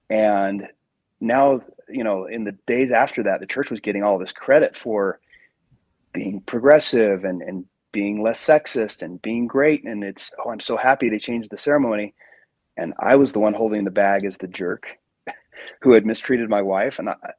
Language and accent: English; Salt Lake City, Utah, United States; I was raised in Salt Lake. I went on a mission to Italy.